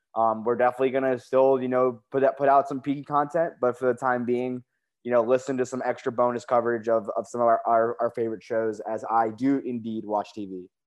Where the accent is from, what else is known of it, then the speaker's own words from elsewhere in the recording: United States; you and I are just so used to being in the United States. We're born and raised here. We're American